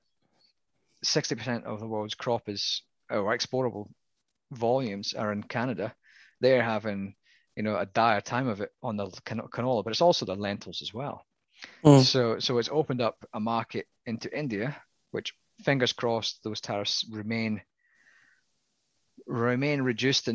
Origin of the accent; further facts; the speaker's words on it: Scotland, United Kingdom; accent: Scottish; my Scottish accent